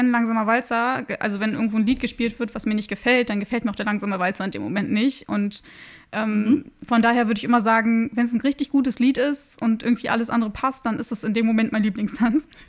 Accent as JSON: {"language": "German", "town": "Wolfenbüttel", "region": "Lower Saxony", "country": "Germany", "said": "Also eigentlich komme ich aus Wolfenbüttel, das ist in der Nähe von Braunschweig. Ich bin auch in Braunschweig zur Schule gegangen"}